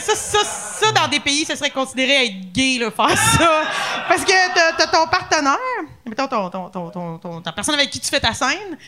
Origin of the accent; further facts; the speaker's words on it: Louiseville, Quebec, Canada; also born or lived in Lanaudière; je viens de la Naudière